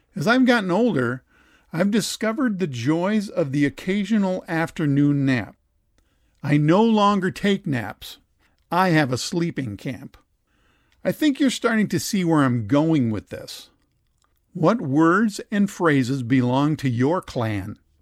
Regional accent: Dassel, Minnesota, United States; my hometown of Dassel, Minnesota

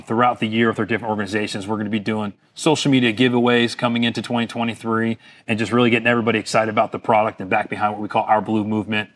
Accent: Fort Lauderdale, Florida, United States; being born and raised in Fort Lauderdale, Florida, I kinda grew up on the water

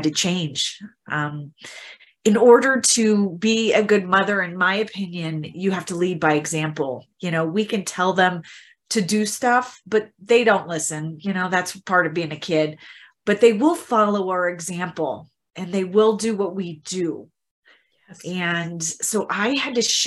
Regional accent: Midwest, United States; my background is growing up in the Midwest, in the U.S. in the Midwest

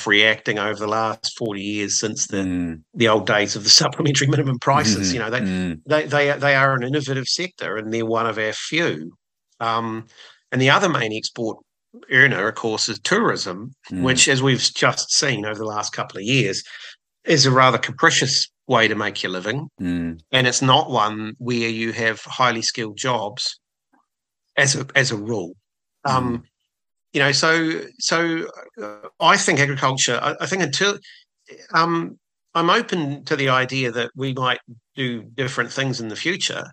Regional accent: Southland, New Zealand; I grew up in Southland, and we had a lot of, farming was extremely prominent down there

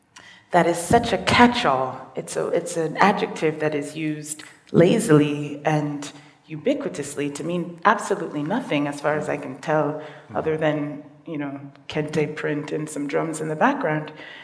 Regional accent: London, United Kingdom; born there; I was born in London, not all of England. I was only born in one hospital in London, and that's the only local I know.

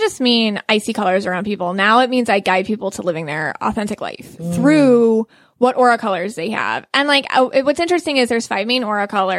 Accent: Buffalo, New York, United States; moved away as an adult; now in Florida, United States; I'm from Buffalo, New York, which explains my accent.

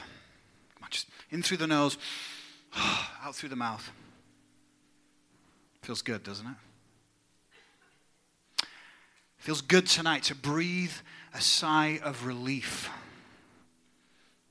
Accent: England, United Kingdom; now in United States; My home country of England

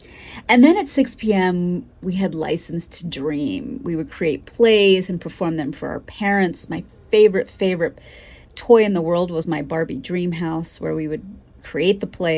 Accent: Pennsylvania, United States; moved away; also born or lived in New York City; My home growing up in Pennsylvania sat between two neighbor houses, both of whom had little girls. I wasn't allowed to go out to play until 6 p.m. because my Indian mother was worried about me getting too dark.

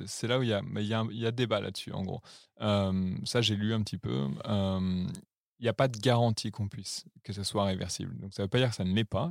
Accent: Lyon, Auvergne-Rhône-Alpes, France; moved away as an adult; also born or lived in Paris; now in Berlin, Germany; Je viens de Lyon, euh, j'ai grandi là-bas

